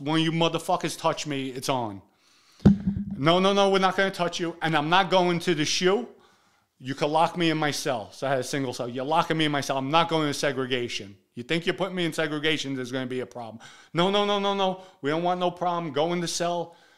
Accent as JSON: {"language": "English", "town": "New York City", "region": "New York", "country": "United States", "said": "we're from the Bronx, we together."}